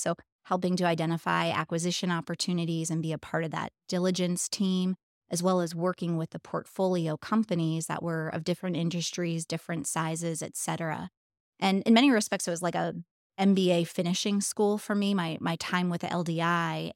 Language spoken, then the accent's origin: English; Pennsylvania, United States; moved away as an adult; now in Indianapolis, United States; I was born in Indianapolis, although I grew up primarily in Pennsylvania